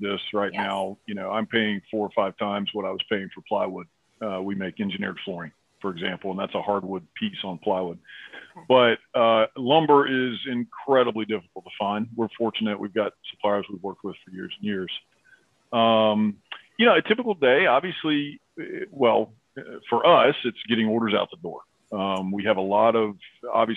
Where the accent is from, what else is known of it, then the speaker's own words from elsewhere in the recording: Appalachia, United States; I grew up in Appalachia.